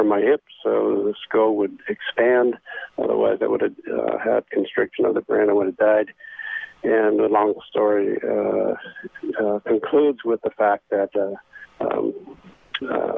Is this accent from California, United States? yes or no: yes; Santa Monica, California, United States; also born or lived in Long Beach, California; I was born in Los Angeles on the west side, actually Long Beach. Then we moved to Santa Monica, 1948.